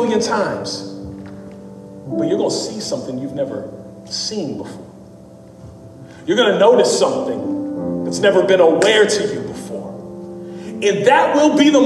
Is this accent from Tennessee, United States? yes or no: yes; Memphis, Tennessee, United States; also born or lived in Dallas; I'm from Memphis. I went to school in Dallas. I lived in Dallas for several years, but I'm born, raised in Memphis.